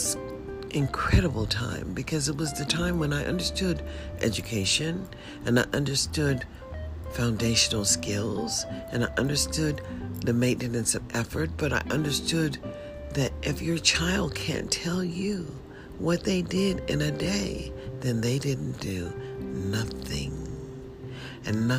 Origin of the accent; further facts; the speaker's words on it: United States; I'm an American